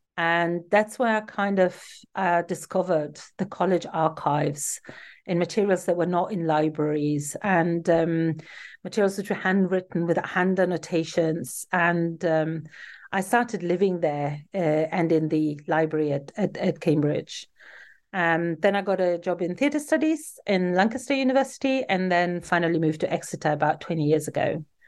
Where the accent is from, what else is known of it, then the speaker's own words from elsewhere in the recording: Turin, Piedmont, Italy; moved away as an adult; I was born in Turin in Italy, um, where I also grew up and lived until I was in my mid-twenties